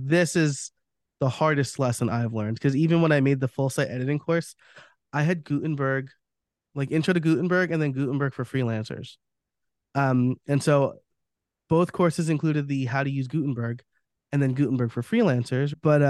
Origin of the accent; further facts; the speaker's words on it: New York, United States; moved away; I'm from New York.